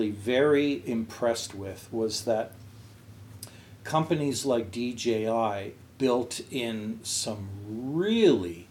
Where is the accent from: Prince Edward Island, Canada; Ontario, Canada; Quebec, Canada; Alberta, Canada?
Quebec, Canada; outside of Montreal; my hometown, outside of Montreal